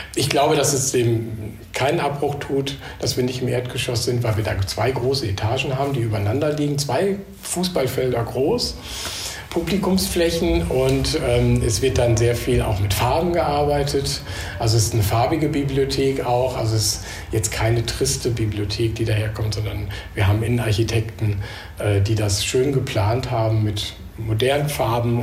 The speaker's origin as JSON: {"language": "German", "town": "Münster", "region": "North Rhine-Westphalia", "country": "Germany", "moved": "as an adult", "lives_now": "Düsseldorf, Germany", "said": "ich bin äh, Westfale eigentlich, Westfale im Exil sozusagen"}